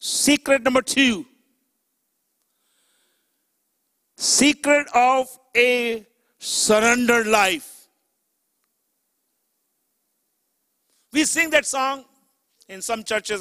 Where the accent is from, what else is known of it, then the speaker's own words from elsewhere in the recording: Chicago, Illinois, United States; I'm from Chicago